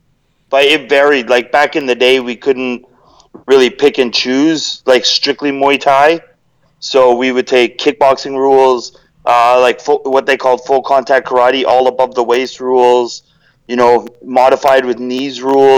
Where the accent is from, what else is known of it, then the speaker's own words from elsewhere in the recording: Calgary, Alberta, Canada; I was born in Calgary.